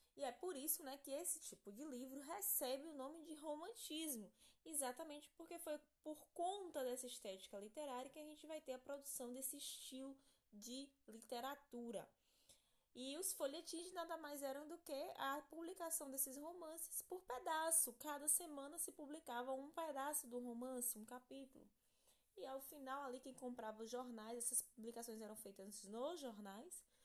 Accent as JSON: {"language": "Portuguese", "country": "Brazil", "said": "a gente vive um pouquinho dessa, dessa influência europeia no nosso país"}